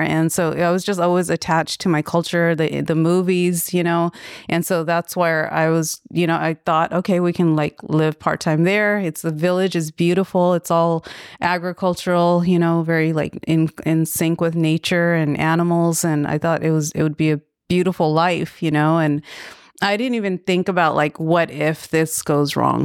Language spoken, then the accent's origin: English; Daly City, California, United States; also born or lived in Vallejo; I grew up in Northern California in the Bay Area. Yeah, I was, um, born in Daly City.